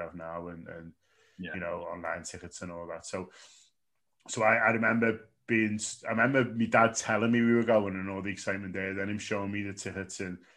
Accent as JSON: {"language": "English", "town": "Liverpool", "region": "North West England", "country": "United Kingdom", "tie": "born or raised there", "said": "So I was born in Liverpool."}